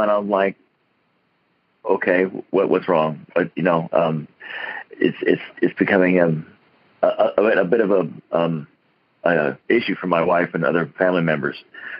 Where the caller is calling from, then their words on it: Broken Arrow, Oklahoma, United States; I'm calling from Broken Arrow, Oklahoma.